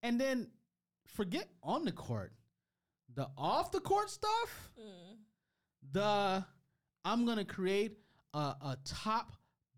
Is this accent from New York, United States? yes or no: no; Detroit, Michigan, United States; I'm from Detroit